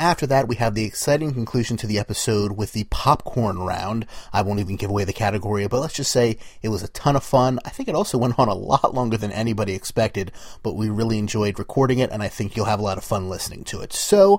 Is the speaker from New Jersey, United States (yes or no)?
yes; New Jersey, United States; Welcome to Jersey Shore. … from Jersey.